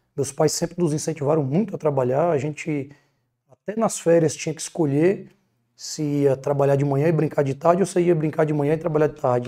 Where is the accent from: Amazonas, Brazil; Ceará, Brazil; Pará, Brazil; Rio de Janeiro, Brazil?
Ceará, Brazil; Sobral; also born or lived in Piauí; now in Fortaleza, Brazil; eu nasci em Sobral, apesar de já ter morado no Piauí estudando, morei aqui em Fortaleza estudando, atualmente estou morando em Fortaleza novamente